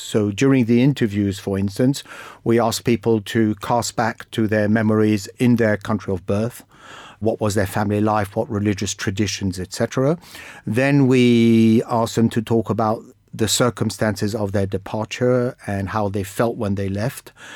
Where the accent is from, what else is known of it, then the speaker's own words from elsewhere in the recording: Egypt; now in United Kingdom; I come from Egypt